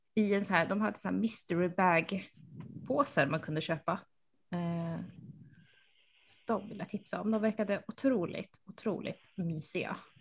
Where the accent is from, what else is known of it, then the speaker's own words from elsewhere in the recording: Uppsala, Uppsala County, Sweden; moved away; Jag, jag är uppvuxen i centrala Uppsala